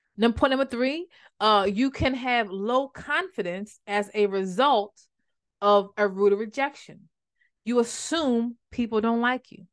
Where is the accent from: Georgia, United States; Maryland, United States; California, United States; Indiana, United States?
Maryland, United States; my hometown is like a, kinda like a big deal now, but that time it was a small town, so I didn't call up that small town itis and just wanna go, and I'm from Maryland